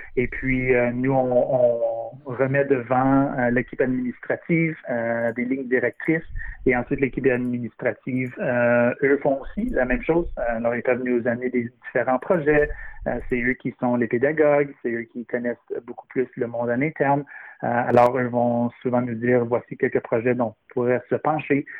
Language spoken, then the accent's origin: French; Ontario, Canada; now in Vancouver, Canada; je viens originellement de l'Ontario